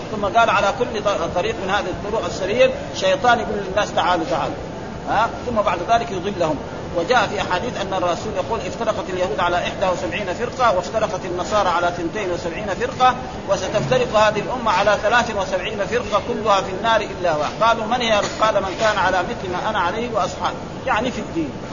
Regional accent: Saudi Arabia

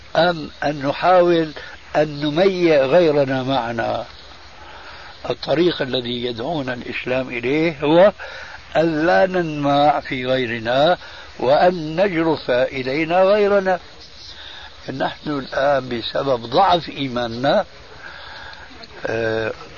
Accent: Syria; عندنا في سوريا

